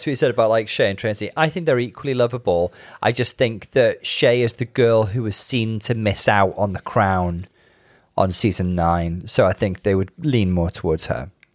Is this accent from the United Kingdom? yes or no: yes; United Kingdom